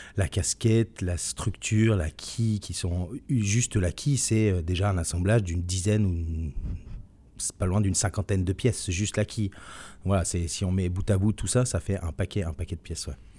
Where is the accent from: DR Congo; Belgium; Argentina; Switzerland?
Switzerland; moved away as an adult; now in France; je suis suisse de, de nationalité. J'ai vécu toute mon enfance en Suisse